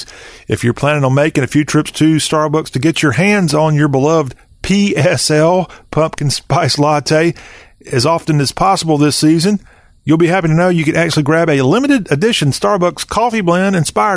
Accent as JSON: {"language": "English", "region": "the South", "country": "United States", "said": "as a Southerner"}